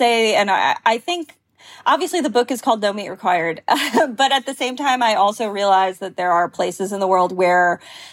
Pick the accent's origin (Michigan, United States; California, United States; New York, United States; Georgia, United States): New York, United States; Long Island; I'm from Long Island